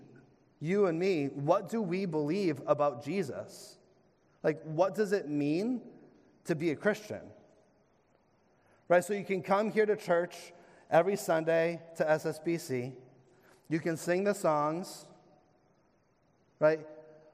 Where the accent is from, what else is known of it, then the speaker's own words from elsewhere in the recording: New England, United States; as fellow New Englanders